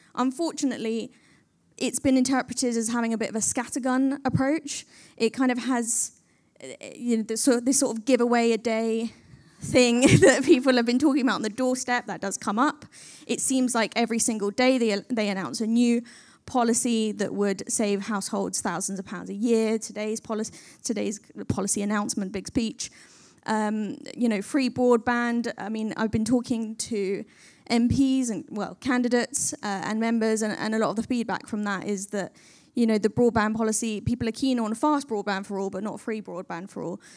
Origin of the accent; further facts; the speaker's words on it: London, United Kingdom; I was born in Camden and I still live there